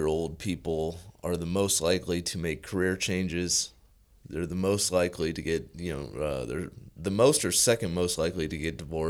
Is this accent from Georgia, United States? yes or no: no; Las Vegas, Nevada, United States; Born and raised in Las Vegas.